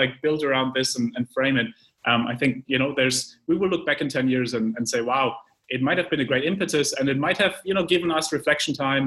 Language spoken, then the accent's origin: English; Germany; moved away; I come from Germany, as you know, and as maybe some of our viewers and listeners, and you know, I grew up with a planning mindset